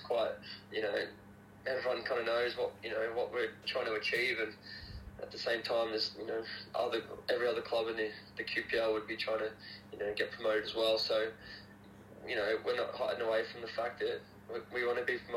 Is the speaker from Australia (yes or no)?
yes; Toowoomba, Queensland, Australia; I'm actually from Toowoomba